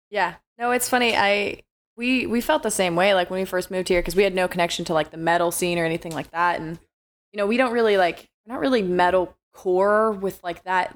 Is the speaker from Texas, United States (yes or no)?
no; Alaska, United States; I'm such a ignorant Alaskan kid.